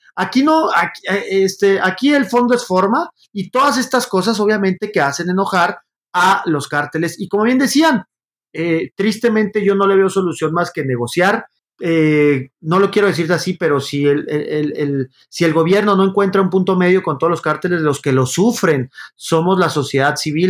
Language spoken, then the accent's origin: Spanish; Mexico; somos los mexicanos